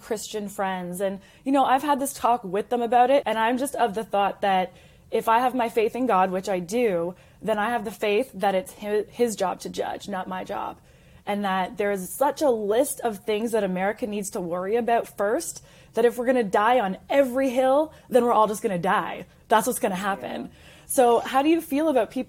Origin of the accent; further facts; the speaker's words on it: Canada; now in United States; I am Canadian. I'm a proud American immigrant who did it the right way